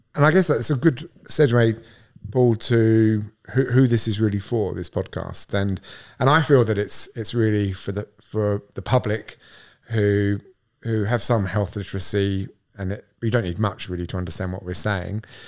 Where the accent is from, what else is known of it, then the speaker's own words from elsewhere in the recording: Southend-on-Sea, East of England, United Kingdom; moved away as an adult; now in Australia; I'm English. I'm from a small town called South End on Sea in Essex